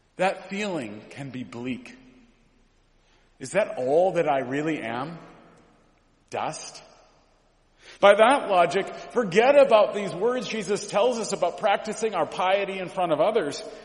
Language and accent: English; Mount Angel, Oregon, United States; I grew up in Mount Angel, Oregon